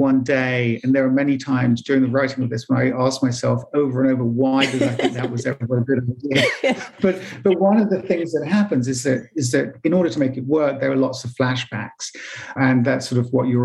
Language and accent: English; England, United Kingdom; I'm English and I didn't go to New York until I was in my 20s